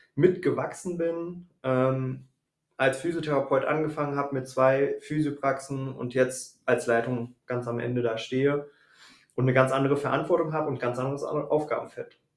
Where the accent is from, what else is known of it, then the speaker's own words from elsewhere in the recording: the Frankfurt commuter belt, Hesse, Germany; moved away as an adult; also born or lived in Wiesbaden area; now in Wiesbaden, Germany; komme ursprünglich ähm, aus dem Speckgürtel von Frankfurt und lebe jetzt seit fünf Jahren, sechs Jahren hier im Wiesbadener Raum